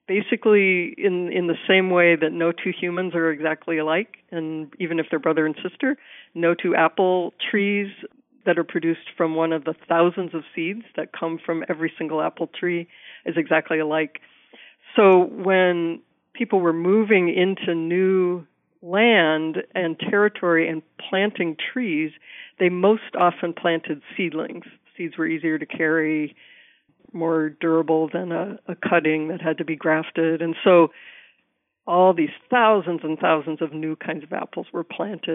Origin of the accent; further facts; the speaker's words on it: Iowa, United States; moved away; But I'm a Midwesterner at heart. I grew up in Iowa